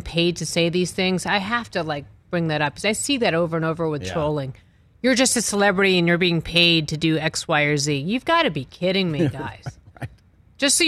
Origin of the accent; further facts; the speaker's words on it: Massachusetts, United States; I'm from Massachusetts